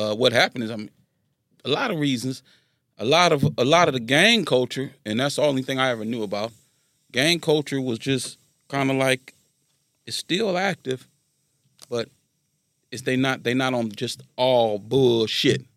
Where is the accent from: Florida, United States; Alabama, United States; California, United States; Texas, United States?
California, United States; Carson; also born or lived in Los Angeles, United States; I'm from Carson